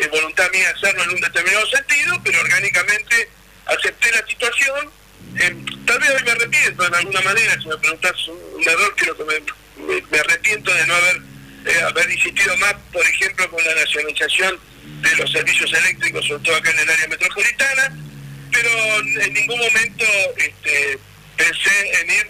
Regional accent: Argentina; also born or lived in Santa Cruz, Argentina

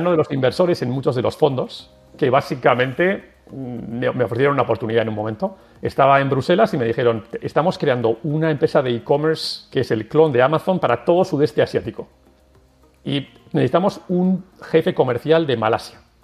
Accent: San Sebastián, Basque Country, Spain; moved away as an adult; also born or lived in Sweden / Brussels; Yo soy de Donostia, de San Sebastián.

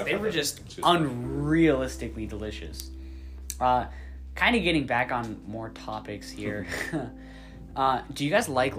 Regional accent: United States; I'm pretty American.

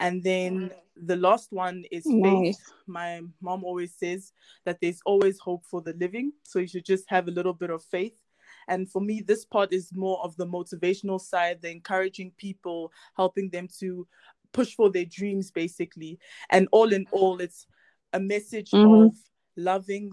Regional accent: South Africa; And I am originally from Congo, but I was born and raised here in South Africa

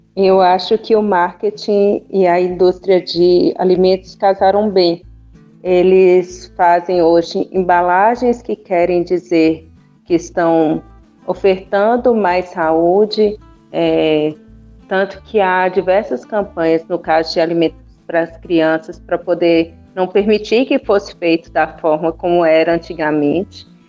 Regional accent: Minas Gerais, Brazil; uma boa mineira

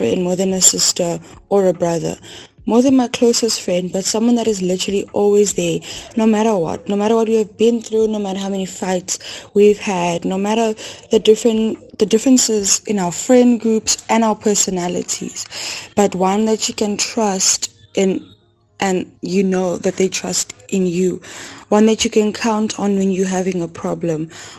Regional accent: Pretoria, Gauteng, South Africa; I'm from Pretoria.

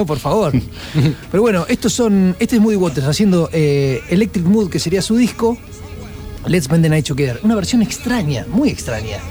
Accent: Córdoba, Argentina; yo soy cordobés

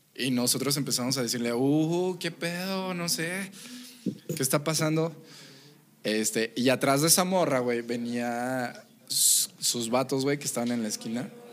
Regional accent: Mexico; yo estoy orgullosamente de ser mexicano

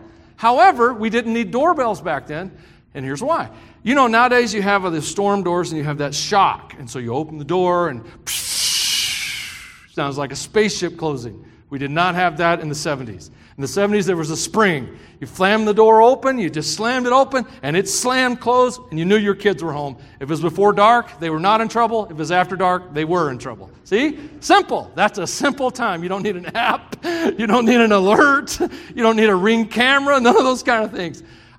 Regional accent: Tennessee, United States; I grew up in the South for the most part, Tennessee. It's hot down there.

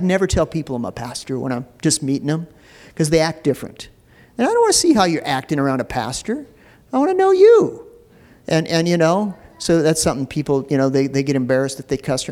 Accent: Minneapolis, Minnesota, United States; I grew up in North Minneapolis, and it was a rough area.

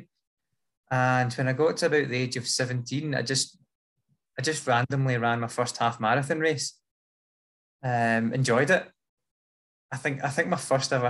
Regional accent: Scotland, United Kingdom; I am from Scotland

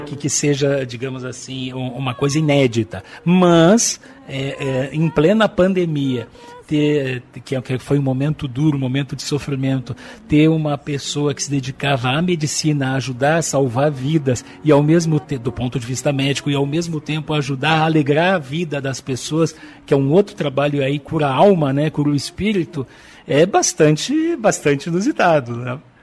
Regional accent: Brazil; Nós somos nós brasileiros aqui

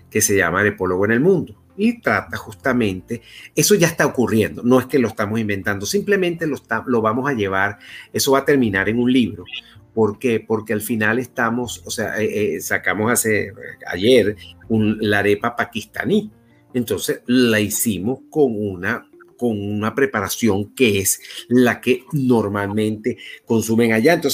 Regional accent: Basque Country, Spain; yo soy de, del País Vasco

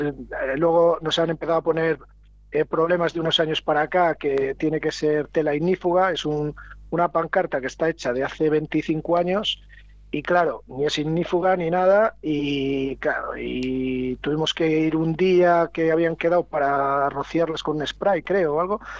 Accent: Villanubla, Castile and León, Spain; Soy de Villanula

